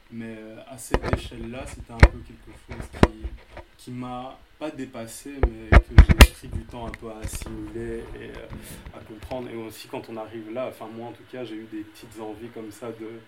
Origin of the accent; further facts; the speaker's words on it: Liège, Wallonia, Belgium; also born or lived in Kinshasa; Je viens de Liège et de Kinshasa.